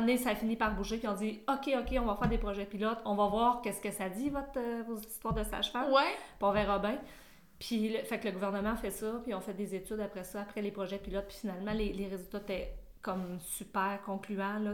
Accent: Sherbrooke, Quebec, Canada; je viens de Sherbrooke

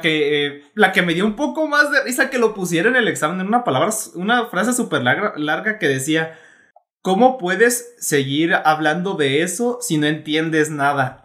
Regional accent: Mexico; como mexicanos específicamente o como latinos

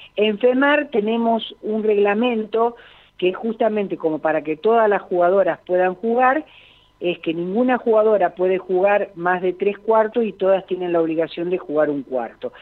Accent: Gálvez, Santa Fe, Argentina; Yo soy de la ciudad de Galvez, provincia de Santa Fe

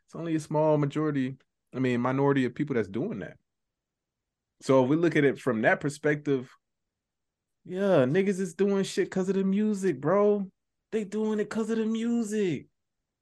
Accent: Georgia, United States; I was from Georgia

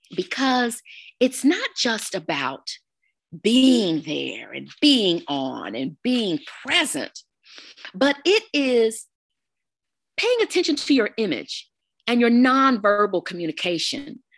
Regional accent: Texas, United States; now in Arizona, United States; I am an original Texan, if you will. I'm originally from the Lone Star State.

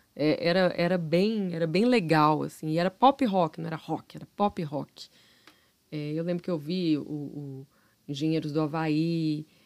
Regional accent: Minas Gerais, Brazil

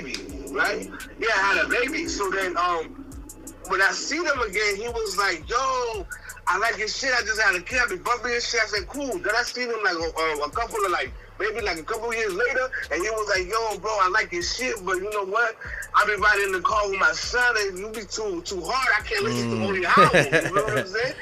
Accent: New York City, New York, United States; first language Spanish; English is a second language; also born or lived in Mexico; I was born in Mexico, raised in Flushing, Queens

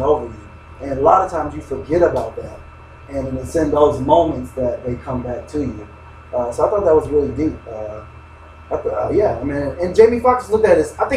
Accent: Miami, Florida, United States; I'm from Miami

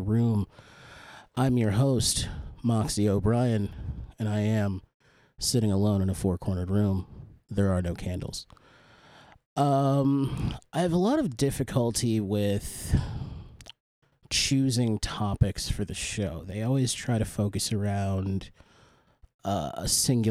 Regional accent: United States; I am an American

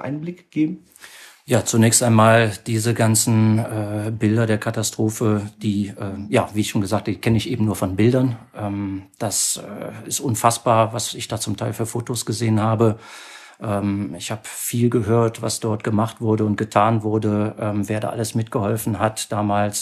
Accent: Mönchengladbach, North Rhine-Westphalia, Germany; geboren in Mönchengladbach, auch dort aufgewachsen

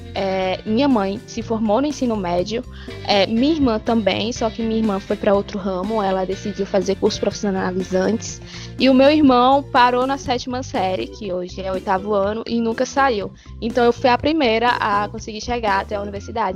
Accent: Alagoas, Brazil; also born or lived in Petrolina; voltar é, pro local onde eu nasci

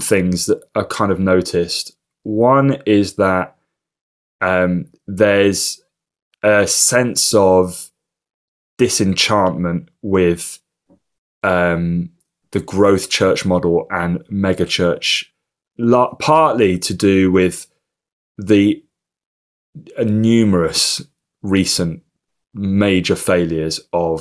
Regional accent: Manchester, North West England, United Kingdom; also born or lived in London; when I grew up in a Christian family in Manchester

